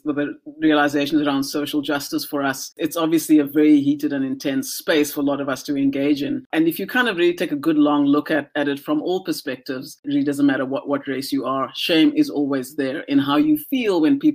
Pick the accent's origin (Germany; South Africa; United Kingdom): South Africa; moved away as an adult; now in Vancouver, Canada; South Africa and just the society that I had grown up